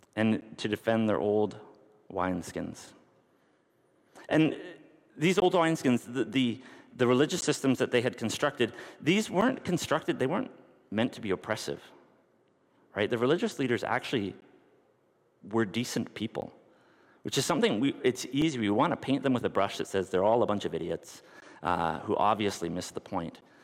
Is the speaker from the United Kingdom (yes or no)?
no; North Bay, Ontario, Canada; I grew up in North Bay, and there's a mili- an air base there.